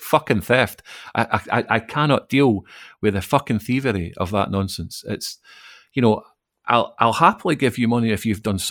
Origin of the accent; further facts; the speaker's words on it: Falkirk, Scotland, United Kingdom; moved away as an adult; now in Glasgow, United Kingdom; I'm not from Glasgow. I was born and grew up in Falkirk, but I moved here about the same time we were talking about earlier, about 1999, I moved here.